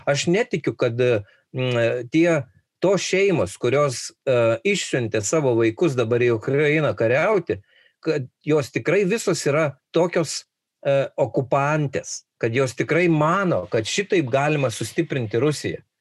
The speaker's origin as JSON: {"language": "Lithuanian", "country": "Lithuania"}